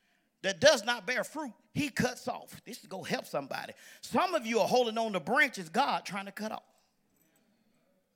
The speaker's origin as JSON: {"language": "English", "town": "Pensacola", "region": "Florida", "country": "United States", "tie": "born or raised there", "moved": "yes", "said": "I'm from Pensacola, Florida"}